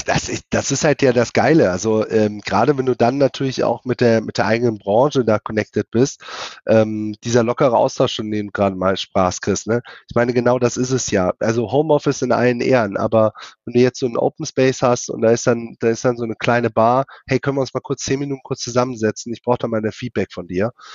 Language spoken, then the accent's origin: German; Germany; bei uns in Deutschland